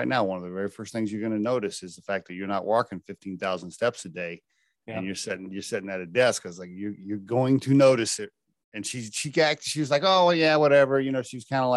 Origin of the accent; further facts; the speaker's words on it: Oklahoma, United States; I grew up in Oklahoma